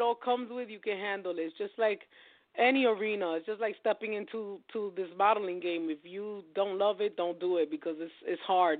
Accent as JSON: {"language": "English", "region": "New York", "country": "United States", "said": "I'm from New York"}